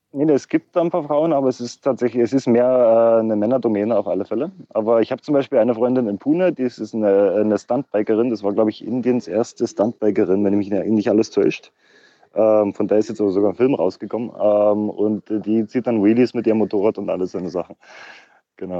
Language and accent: German; Germany; als äh, Deutscher